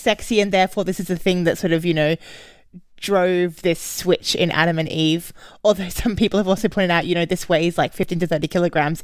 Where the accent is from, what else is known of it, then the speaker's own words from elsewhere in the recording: Australia; also born or lived in Berlin, Germany; now in London, United Kingdom; I'm Australian